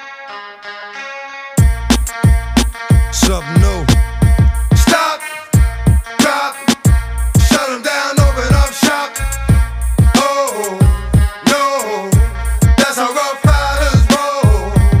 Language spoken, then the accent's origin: English; Maryland, United States; moved away; growing up as a little kid, growing up in Maryland, then I moved here.